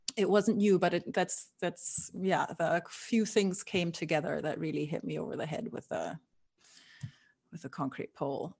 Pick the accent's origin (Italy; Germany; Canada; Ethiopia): Germany; moved away as an adult; also born or lived in Scotland / London / Barcelona / Canary Islands; now in Brooklyn, United States; I was born and raised in Germany, and then I moved around a lot.